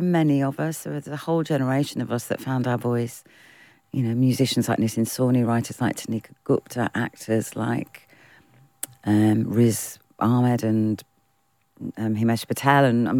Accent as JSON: {"language": "English", "country": "United Kingdom", "said": "All of our influences are British. We are British."}